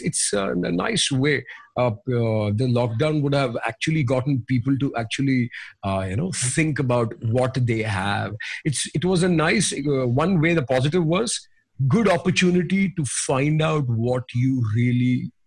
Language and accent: English; India; I'm an Indian rock vocalist.